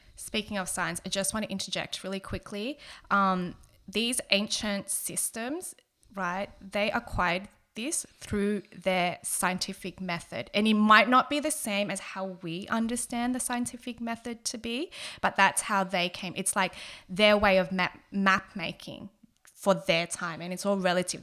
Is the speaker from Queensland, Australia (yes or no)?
no; Sydney, New South Wales, Australia; I'm originally from Southwest Sydney, like growing up in the community that I did